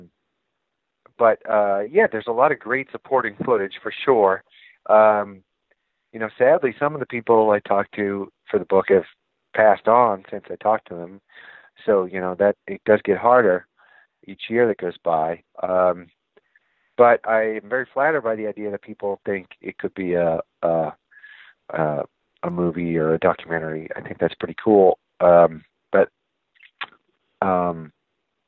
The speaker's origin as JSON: {"language": "English", "town": "Boston", "region": "Massachusetts", "country": "United States", "said": "I'm from Boston"}